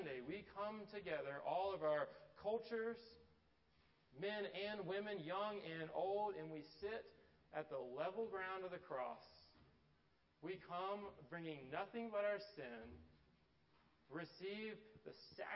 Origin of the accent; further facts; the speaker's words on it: Atlanta, Georgia, United States; growing up in Atlanta, my dad went to Tech